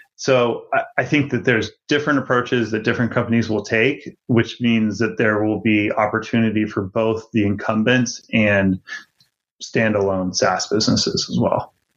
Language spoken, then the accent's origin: English; Virginia, United States; the town that I grew up in in Virginia